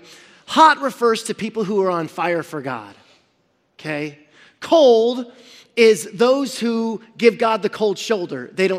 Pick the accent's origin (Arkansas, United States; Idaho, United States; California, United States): California, United States; Central Valley; we're from the Central Valley